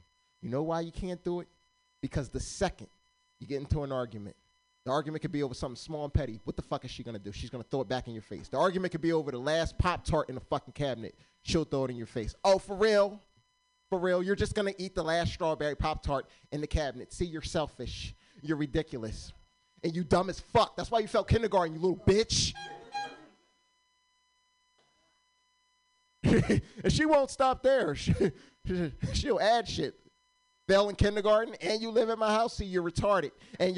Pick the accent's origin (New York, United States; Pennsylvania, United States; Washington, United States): Pennsylvania, United States; now in Sacramento, United States; originally, I'm from Pennsylvania. I'm not from California.